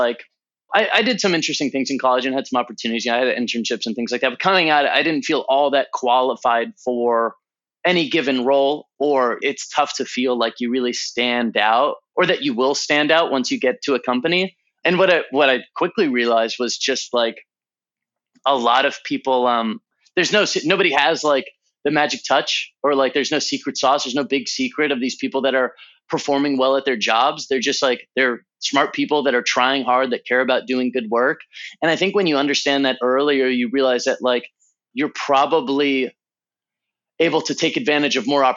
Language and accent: English; Southern California, United States; also born or lived in Santa Cruz, California / Los Angeles, California; I was born in Southern California. I've spent most of my life on the West Coast.